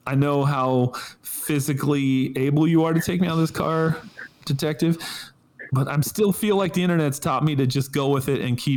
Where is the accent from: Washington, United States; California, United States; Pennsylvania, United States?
California, United States; And yes, I California stopped because I'm from California. Duh.